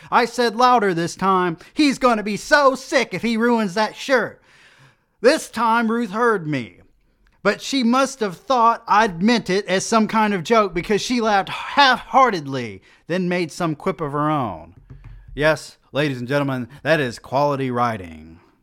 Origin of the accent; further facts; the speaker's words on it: United States; as an American